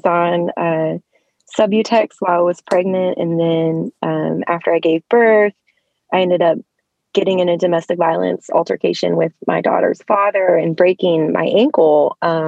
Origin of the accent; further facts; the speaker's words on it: Cincinnati, Ohio, United States; also born or lived in Columbus, Ohio; Pretty much grew up in the Cincinnati area